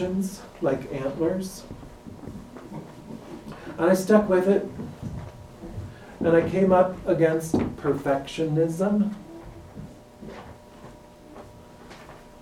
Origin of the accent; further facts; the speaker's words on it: Minnesota, United States; I'm from Minnesota